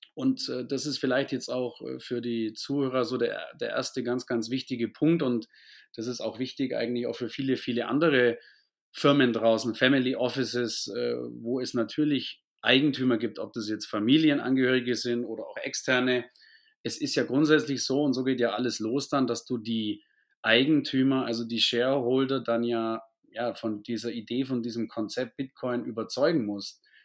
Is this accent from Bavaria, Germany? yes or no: yes; near Augsburg, Bavaria, Germany; bin in der Nähe von Augsburg geboren, aufgewachsen und auch bis heute im Süden sozusagen ansässig, was man auch an meinem Akzent sicherlich hören wird